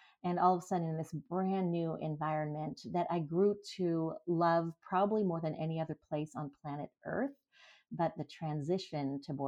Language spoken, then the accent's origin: English; France; now in Germany; I am an American, Canadian, and French person. My dad was Canadian. My mom is American. I was born and raised in France. I have three passports.